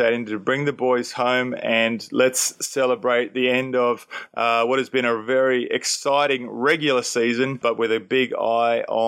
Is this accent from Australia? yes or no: yes; Perth, Western Australia, Australia; now in Cairns, Australia; growing up in Perth, we didn't have many Indigenous at my school